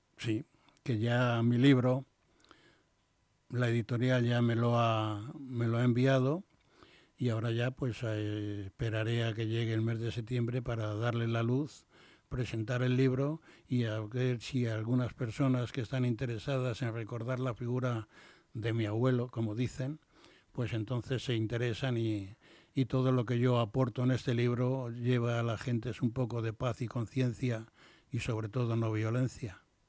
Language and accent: Spanish; Castile / Madrid, Community of Madrid, Spain